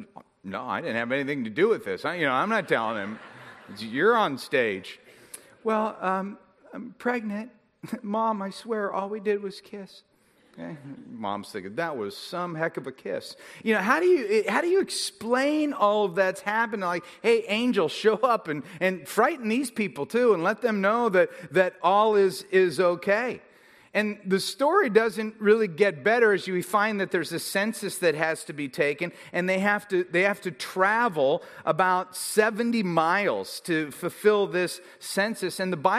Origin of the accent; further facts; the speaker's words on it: United Kingdom; because obviously I'm British, which is the only voice I really know how to do.